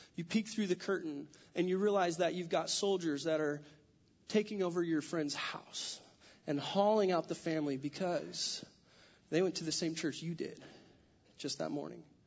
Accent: California, United States; moved away as an adult; also born or lived in San Diego; now in Washington, United States; I'm from California, born and raised

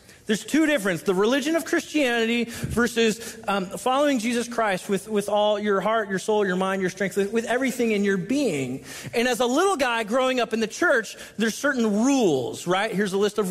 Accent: Southern California, United States; now in Washington, United States; I'm from Southern California

